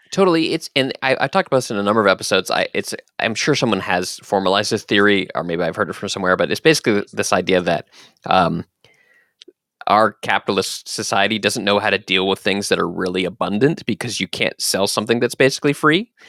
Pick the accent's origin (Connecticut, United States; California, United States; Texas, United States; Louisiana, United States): Texas, United States; Dallas; I was born in Texas, in Dallas, Texas.